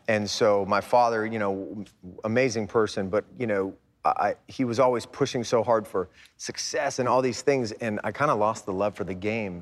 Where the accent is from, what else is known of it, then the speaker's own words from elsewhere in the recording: United States; growing up in America